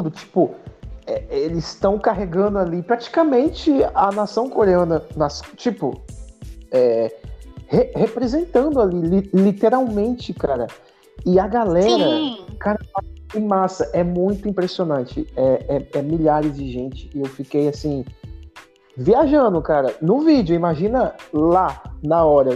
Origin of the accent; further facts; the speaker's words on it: Brazil; eu sou brasileiro, eu sou brasileiro